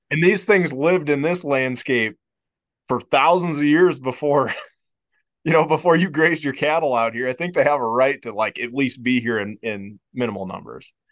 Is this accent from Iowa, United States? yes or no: yes; Iowa, United States; moved away; growing up in Iowa